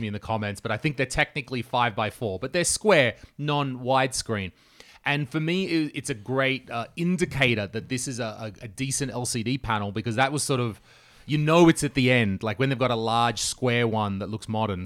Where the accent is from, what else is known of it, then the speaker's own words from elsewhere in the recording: Australia; moved away; as an Australian